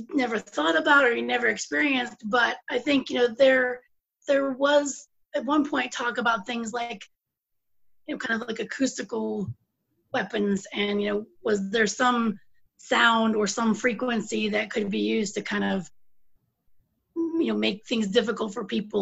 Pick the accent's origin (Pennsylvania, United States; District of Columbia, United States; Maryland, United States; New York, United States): Pennsylvania, United States; moved away; I'm originally from Pennsylvania.